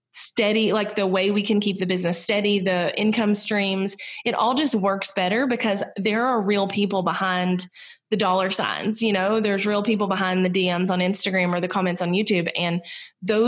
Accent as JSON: {"language": "English", "region": "Southern United States", "country": "United States", "accent": "Southern", "said": "in the US I'm Southern and I have a pretty distinct accent"}